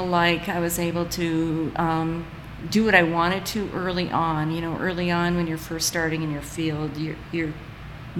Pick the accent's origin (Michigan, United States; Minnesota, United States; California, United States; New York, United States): Minnesota, United States; Duluth; moved away as an adult; also born or lived in Iowa; now in Missouri, United States; I was born in Duluth, Minnesota